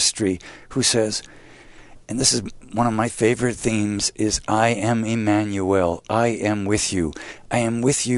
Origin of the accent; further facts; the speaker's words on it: Glenview, Illinois, United States; I grew up in Glenview at St. Catherine Laboure Parish